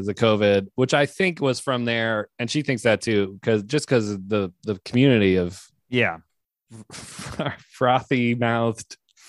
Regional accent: Alexandria, Virginia, United States; moved away; I'm actually from here, I'm from Alexandria.

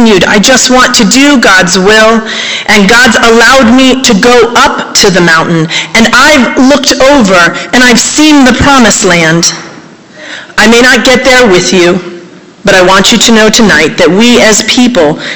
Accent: South Florida, United States; also born or lived in Wisconsin; now in Asheville, United States; I grew up in South Florida

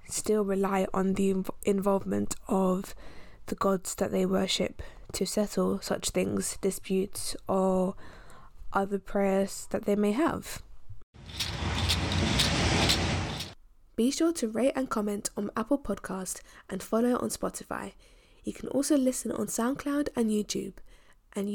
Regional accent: Nigeria; moved away; back home, as I'm Nigerian as well

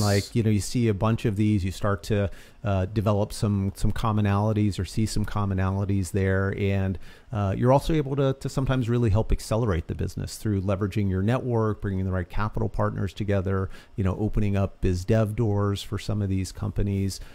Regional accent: Boston, Massachusetts, United States; also born or lived in New York; I, uh, originally grew up in Boston. I was born in New York, moved up to the suburbs of, uh, of Boston from, like, sixth grade on

